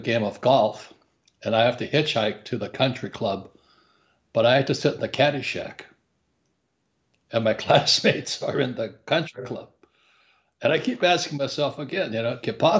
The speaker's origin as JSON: {"language": "English", "town": "Hilo", "region": "Hawaii", "country": "United States", "tie": "born or raised there", "said": "I was raised in Hawaii"}